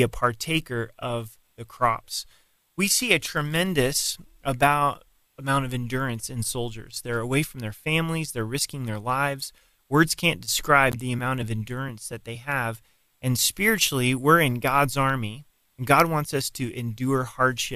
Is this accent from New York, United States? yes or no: no; Colorado Springs, Colorado, United States; Colorado Springs is my hometown